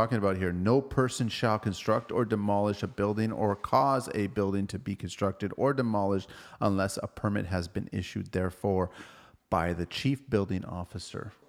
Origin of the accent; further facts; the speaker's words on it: Toronto, Ontario, Canada; we're from Toronto